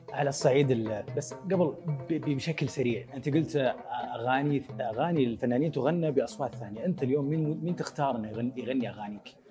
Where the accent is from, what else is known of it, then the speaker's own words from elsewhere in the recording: Saudi Arabia; في الجنوب عندنا في السعوديه